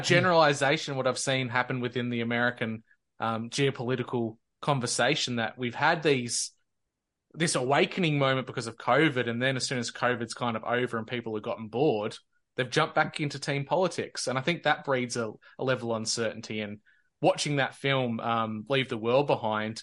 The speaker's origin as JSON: {"language": "English", "country": "Australia", "said": "as an Australian"}